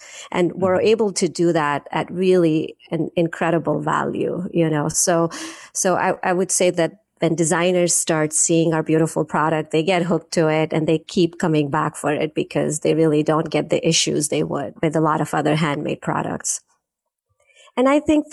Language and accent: English; India; I was born in India. I grew up in India in our manufacturing business